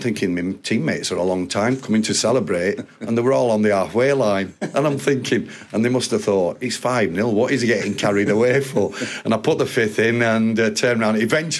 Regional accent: Yorkshire and the Humber, United Kingdom; being a Yorkshire lad myself

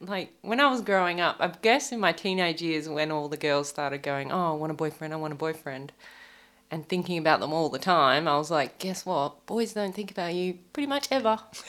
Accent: Seaforth, New South Wales, Australia; accent: North Queenslander; I grew up in Seaforth.

